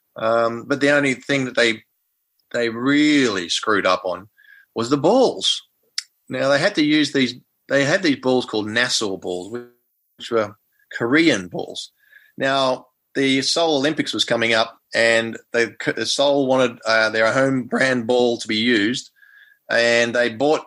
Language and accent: English; Melbourne, Victoria, Australia; I was from Melbourne